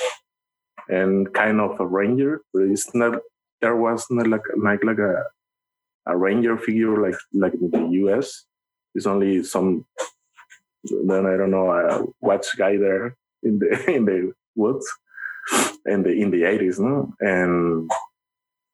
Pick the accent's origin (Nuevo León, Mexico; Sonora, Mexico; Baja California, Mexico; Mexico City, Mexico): Baja California, Mexico; Cedros Island; English is a second language; my hometown is like Cedros